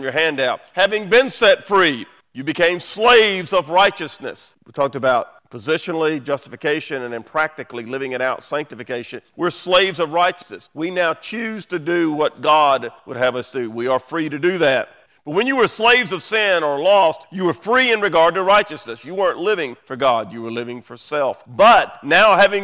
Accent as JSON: {"language": "English", "country": "United States", "said": "We do live in the greatest country in the world. We're American"}